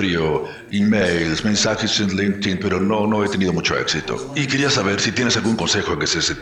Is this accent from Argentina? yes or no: no; Ukraine; now in United States; regresar a Ucrania, de donde soy